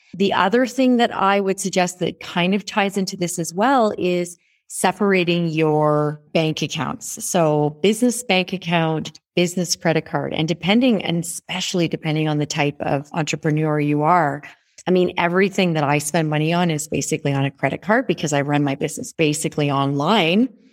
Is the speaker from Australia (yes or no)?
no; Canada; moved away as an adult; also born or lived in Toronto; now in Rwanda; I am Canadian. I have a house in Toronto that I spend about twenty percent of my time.